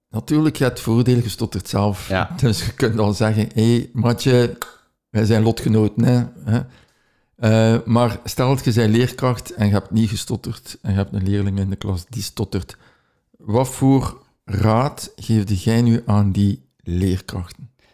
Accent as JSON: {"language": "Dutch", "town": "Ghent", "region": "Flanders", "country": "Belgium", "said": "uit Gent"}